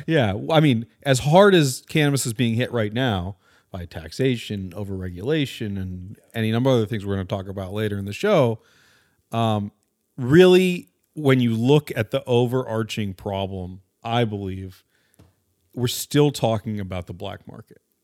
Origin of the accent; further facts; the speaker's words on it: Orange County, California, United States; also born or lived in West Los Angeles, California; I'm from Orange County, which is actually not that liberal